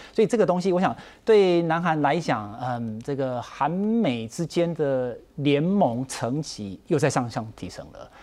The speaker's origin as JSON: {"language": "Chinese", "country": "Taiwan", "said": "我们台湾人"}